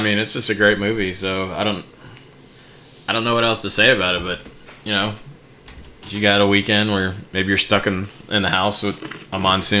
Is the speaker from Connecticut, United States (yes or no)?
no; Oklahoma, United States; growing up in Oklahoma